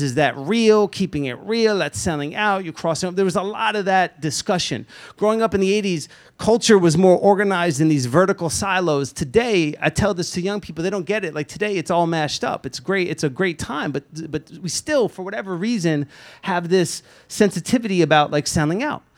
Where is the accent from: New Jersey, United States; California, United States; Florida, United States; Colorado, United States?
New Jersey, United States; Lakewood; was born and raised in Lakewood, New Jersey